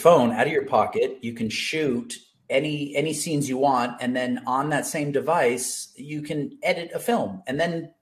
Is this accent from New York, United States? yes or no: no; Los Angeles, California, United States; also born or lived in Santa Barbara; I grew up in the San Fernando Valley and always just grew up around movies